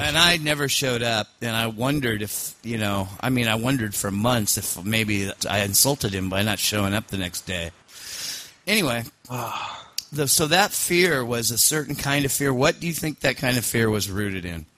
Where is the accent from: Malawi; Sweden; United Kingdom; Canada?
United Kingdom; Scotland; I'm Scottish